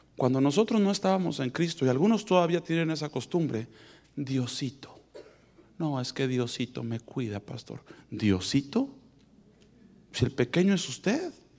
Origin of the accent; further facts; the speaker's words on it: Mexico; moved away; yo vengo de México